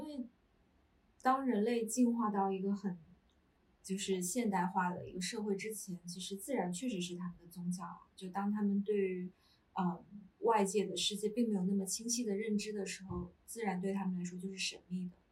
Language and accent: Chinese; southern China, China; moved away as an adult; now in Beijing, China; 就我是南方人 。然嗯。后是一个没有，几乎没有冬天的地方，四季常青